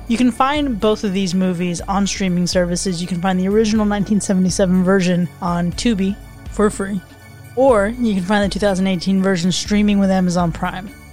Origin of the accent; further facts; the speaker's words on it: South Florida, United States; As someone who is, uh, from South Florida